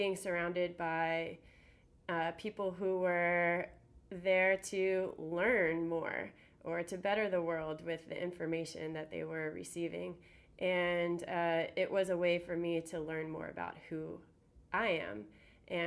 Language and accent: English; Columbia, Maryland, United States; moved away; I am from Columbia, Maryland, originally